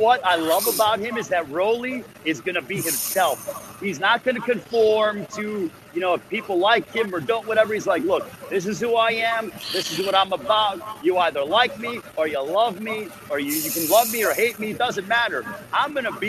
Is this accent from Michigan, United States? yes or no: no; Chicago, Illinois, United States; My hometown of Chicago